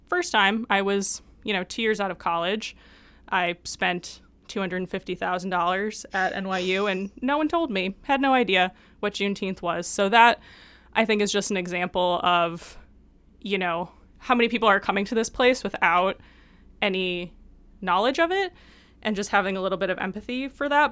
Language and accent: English; Detroit, Michigan, United States; growing up in Detroit